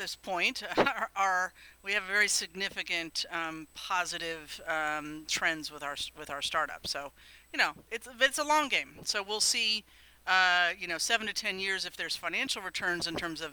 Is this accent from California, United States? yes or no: yes; Silicon Valley, California, United States; I'm from Silicon Valley. I've, you know, been resident here for a very long time